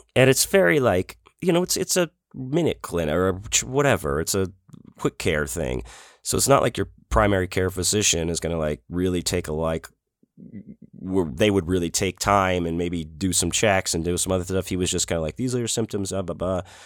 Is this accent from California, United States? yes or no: no; Houston, Texas, United States; growing up in Houston